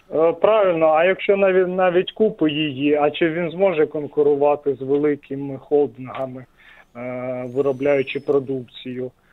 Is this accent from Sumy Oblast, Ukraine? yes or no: yes; Sumy Oblast, Ukraine; з Сумщини